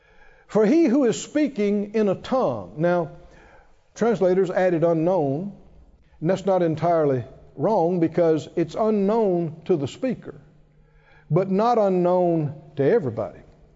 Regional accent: Philadelphia, Mississippi, United States; born there; I was born in Philadelphia, Mississippi. There is a Philadelphia, Mississippi. Small place. And that actually was about 20 miles from where we lived. We had to go to town, you know, to be born.

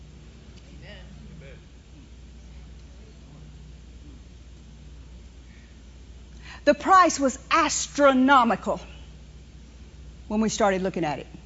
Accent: New Orleans, Louisiana, United States; I grew up in New Orleans. I was born at a place called Hotel Dieu

